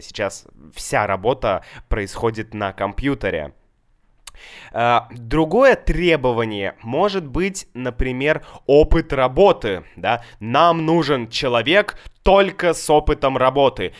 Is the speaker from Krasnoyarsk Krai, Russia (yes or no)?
no; Saint Petersburg, Russia; в Санкт-Петербурге, это мой город, мой родной город